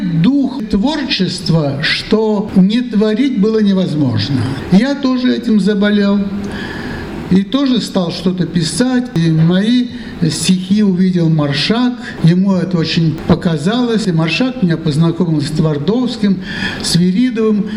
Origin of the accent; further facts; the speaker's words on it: Kez, Udmurtia, Russia; also born or lived in Mozhga, Udmurtia; Говорят, я родился в Можге, но я это не помню. Так получилось, что я свою уже детскую, что ли, пору, лучше помню, это был Кез.